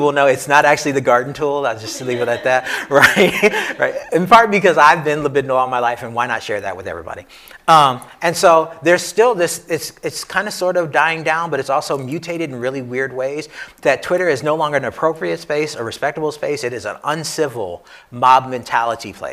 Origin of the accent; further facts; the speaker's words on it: New York City, New York, United States; moved away as an adult; also born or lived in Pittsburgh; me as a New Yorker